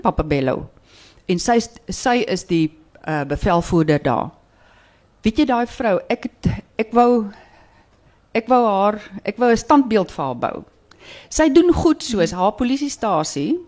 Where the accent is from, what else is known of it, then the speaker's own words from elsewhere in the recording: Stellenbosch, Western Cape, South Africa; ek kom van Stellenbosch